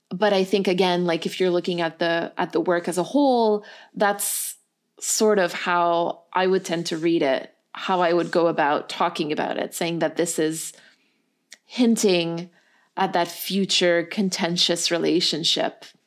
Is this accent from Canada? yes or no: yes; Canada; We're two Canadian people and a Canadian producer